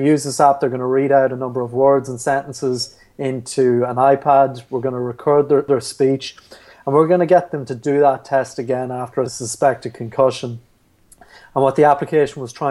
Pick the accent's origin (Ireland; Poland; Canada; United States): Ireland; Carrickmacross, Ulster; So I'm from Carrickmacross in County Monaghan